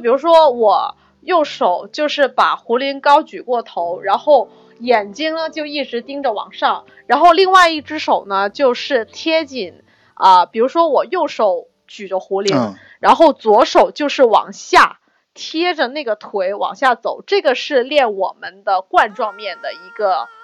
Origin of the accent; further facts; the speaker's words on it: China; 我们中国人